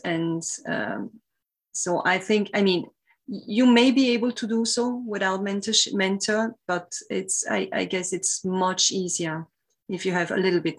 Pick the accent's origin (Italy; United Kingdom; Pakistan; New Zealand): Italy; English is a second language; now in France; I came from Italy to France, and then in France, I didn't stay exactly always in the same lab.